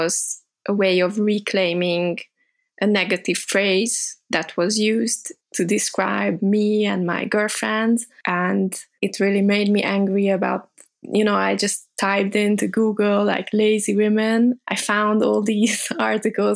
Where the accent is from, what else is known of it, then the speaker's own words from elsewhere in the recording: Budapest, Hungary; now in Paris, France; I'm from Budapest, Hungary